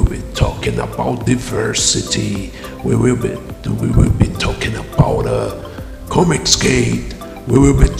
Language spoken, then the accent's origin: English; Brazil; English is a second language; I know I have a crazy accent. I'm an author from Brazil